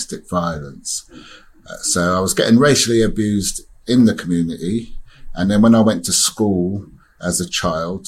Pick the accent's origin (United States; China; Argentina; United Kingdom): United Kingdom; Oxford, South East England; also born or lived in Caribbean; I was born in Oxford, taken to the Caribbean until I was 3 years old. Came back to Oxford, and it was a racist time. There wasn't many black people around. And I grew up with gangs.